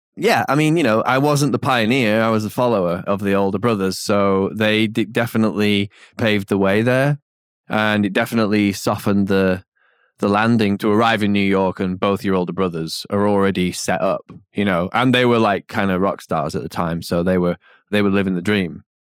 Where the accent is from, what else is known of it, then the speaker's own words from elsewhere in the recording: England, United Kingdom; moved away; in being English and, but, but not just, it's not about being English, it's about living out here